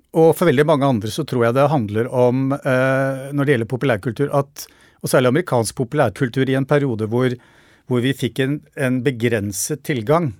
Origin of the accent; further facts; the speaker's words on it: Norway; i nabolaget der jeg vokste opp, rett utenfor Oslo